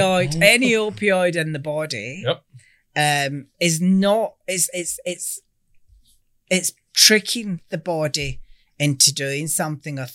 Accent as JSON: {"language": "English", "region": "Scotland", "country": "United Kingdom", "moved": "yes", "lives_now": "Australia", "said": "Everything that we do has to be 100% Australian, albeit I'm Scottish"}